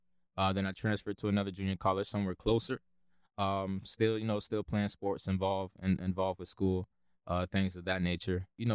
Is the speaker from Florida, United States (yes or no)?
yes; Lakeland, Florida, United States; So I grew up, actually was born and raised in Lakeland, Florida. So really a Polk County true breed.